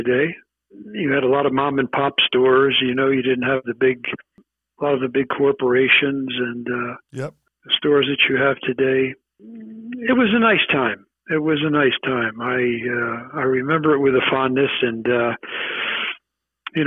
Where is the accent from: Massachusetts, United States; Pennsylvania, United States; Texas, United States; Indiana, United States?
Pennsylvania, United States; Philadelphia; moved away as an adult; also born or lived in Los Angeles / New York; I grew up in a nice section, the Mount Airy section of Philadelphia